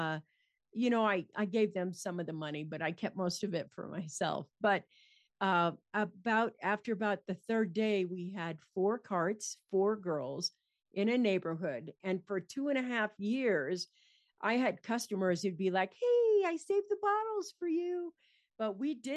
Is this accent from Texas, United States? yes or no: no; San Francisco, California, United States; I grew up in San Francisco in California